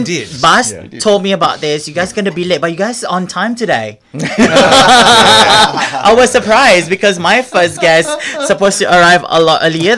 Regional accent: Singapore; now in Melbourne, Australia; No, I mean, I come from Singapore. Like, everything has to be on time, like super OCD.

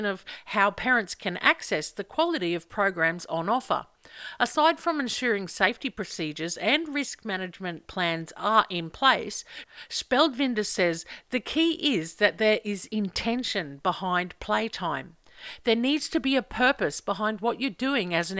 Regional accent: Central Queensland, Australia; moved away; I grew up in Central Queensland

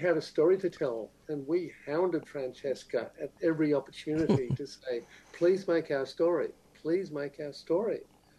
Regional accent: South Australia, Australia; Pronouns are she, her, and I'm from Kaurna land.

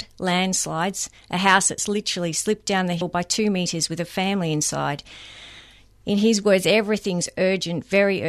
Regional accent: Mount Dandenong, Victoria, Australia; Up in Mount Dandenong, my hometown

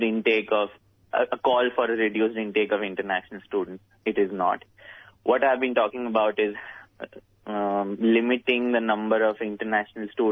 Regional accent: India; moved away as an adult; now in Melbourne, Australia; I'm from India, and I've been in Melbourne for about 2.5

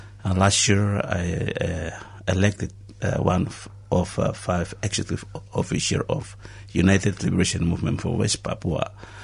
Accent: Vanuatu; born there; I was born in Vanuatu.

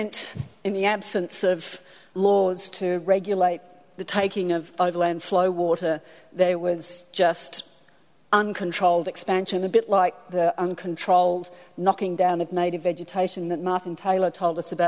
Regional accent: Warwick, Queensland, Australia; I'm from Warwick on the Darling Downs

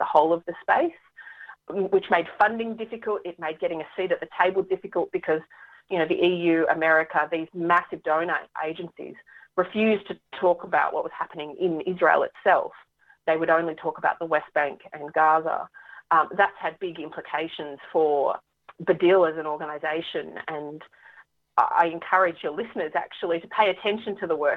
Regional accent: Australia; also born or lived in Bethlehem, Palestine; now in Melbourne, Australia; I am Australian by birth

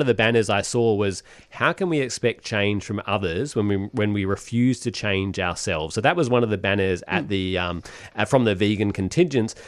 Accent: Perth, Western Australia, Australia; I'm from Perth

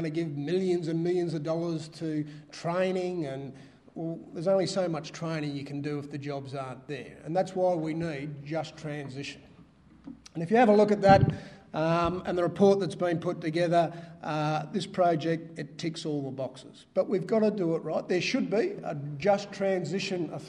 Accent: Geelong, Victoria, Australia; I grew up in Geelong

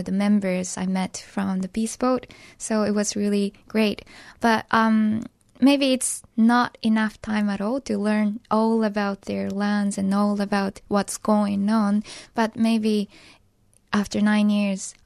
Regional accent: Hiroshima, Japan; English is a second language; growing up in Hiroshima

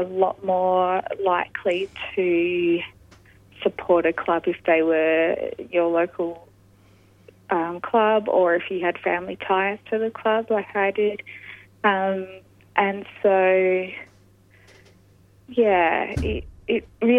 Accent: Adelaide, South Australia, Australia; I grew up in Adelaide and going to SANFL games

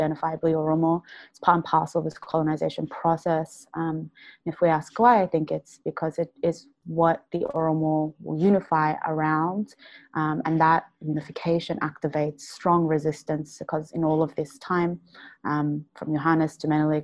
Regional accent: Melbourne, Victoria, Australia; also born or lived in Adama, Ethiopia; I was born in Adama and I came to Australia when I was about 2 years old, and I've lived most of my life here in Melbourne

